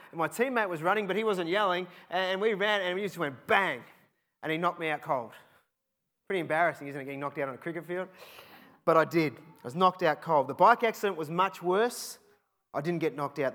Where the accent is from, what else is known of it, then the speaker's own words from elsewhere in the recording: Cheltenham, South West England, United Kingdom; I grew up in Cheltenham